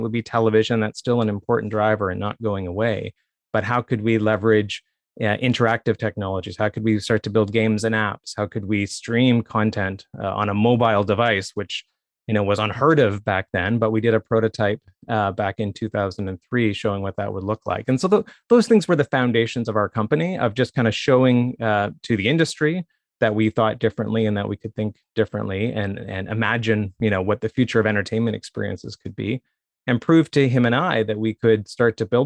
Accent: Saint John, New Brunswick, Canada; born or raised there; moved away as an adult; also born or lived in Toronto

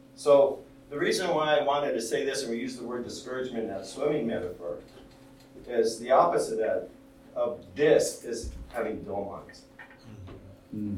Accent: United States; I'm Hispanic, I grew up in the United States, but I'm an American

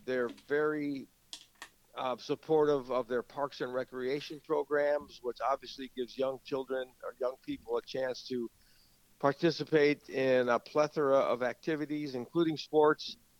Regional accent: St. Paul, Minnesota, United States; grown up in St. Paul

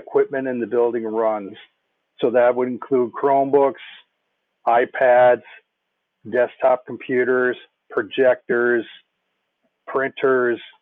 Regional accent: Minnetonka, Minnesota, United States; I grew up in Minnetonka, went to Minnetonka High School

